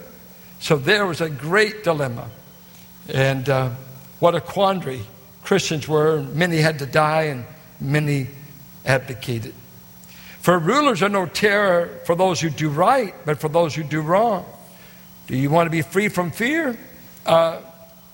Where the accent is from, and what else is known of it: United States; born or raised there